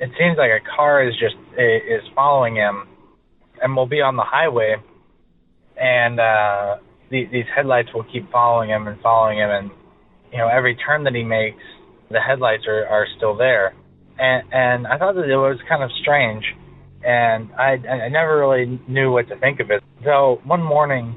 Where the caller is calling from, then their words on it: California, United States; I'm calling from California.